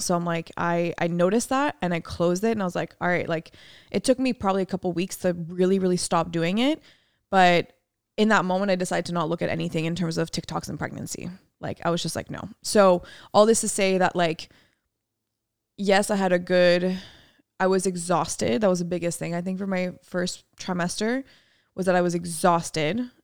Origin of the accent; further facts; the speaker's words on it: France; moved away; my hometown in France